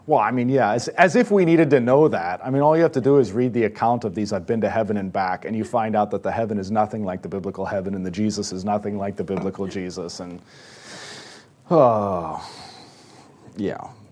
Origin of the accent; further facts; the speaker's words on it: United States